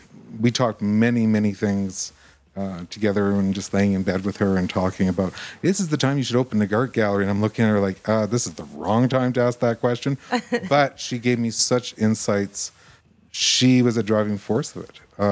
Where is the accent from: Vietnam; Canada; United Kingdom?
Canada; Edmonton, Alberta; born there; now in Red Deer, Canada; I was from Edmonton.